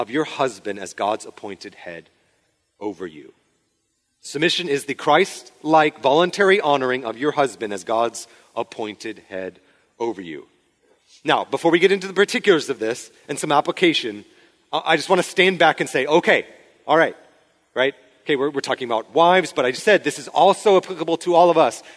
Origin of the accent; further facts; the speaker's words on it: Spokane, Washington, United States; moved away; a church where I grew up in Spokane